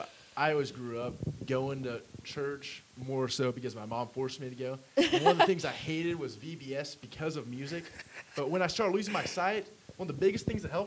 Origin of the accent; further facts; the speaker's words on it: Tulsa, Oklahoma, United States; I grew up living in Tulsa, but we were coming to Razorback games pretty much every weekend